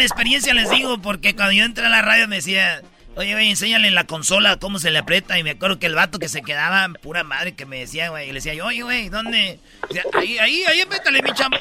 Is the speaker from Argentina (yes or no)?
no; Michoacán, Mexico; Soy de Michoacán, aquí somos bien rápidos